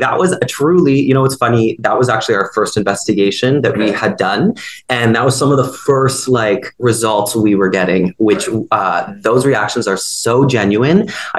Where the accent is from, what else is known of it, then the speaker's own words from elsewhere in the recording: Peterborough, Ontario, Canada; I'm from Peterborough, Ontario, you know, true Canadian. Yeah, small town.